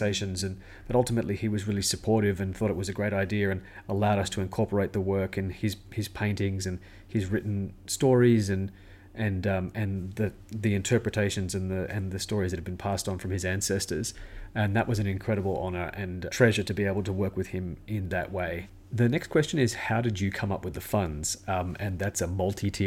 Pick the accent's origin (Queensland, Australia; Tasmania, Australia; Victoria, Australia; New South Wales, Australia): New South Wales, Australia; Sydney; I'm a filmmaker from Sydney, Australia